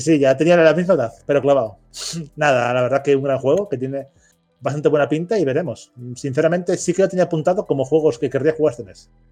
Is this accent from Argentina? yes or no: no; Spain; en España somos muy de Sony. Y digo, somos como parte del colectivo España.